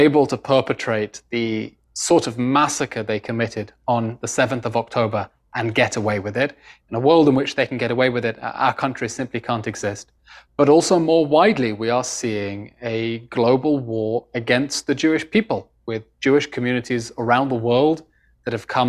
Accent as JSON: {"language": "English", "region": "London", "country": "United Kingdom", "tie": "born or raised there", "moved": "as an adult", "lives_now": "Israel", "said": "British born and raised. I was born in London to Israeli parents. Grew up in the UK"}